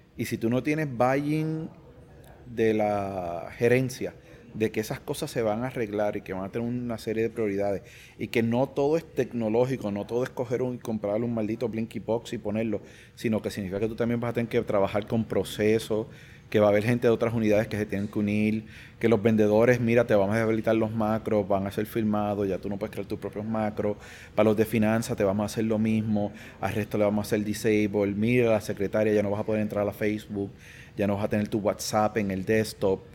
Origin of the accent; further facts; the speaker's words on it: Puerto Rico; creo que soy el primer boricua en presentar